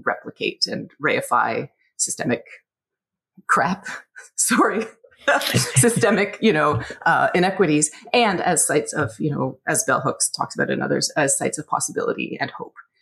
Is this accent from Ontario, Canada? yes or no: yes; Scarborough, Ontario, Canada; I was born and raised in Scarborough, Ontario, back when it was its own city.